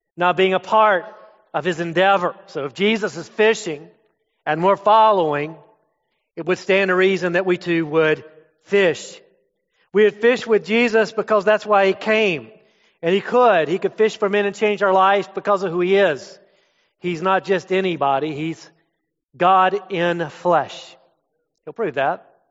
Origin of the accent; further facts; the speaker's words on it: Florida, United States; moved away as an adult; also born or lived in up north; I'm from Florida.